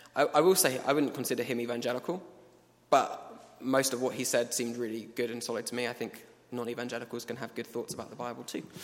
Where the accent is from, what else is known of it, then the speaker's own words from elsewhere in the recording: England, United Kingdom; We, we are from England.